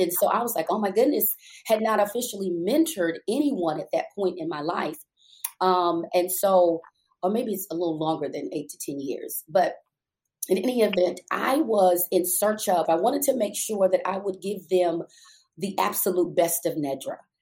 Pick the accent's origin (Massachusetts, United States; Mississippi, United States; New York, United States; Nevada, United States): New York, United States; New York City; moved away as an adult; I am a native New Yorker. I was born and raised in Brooklyn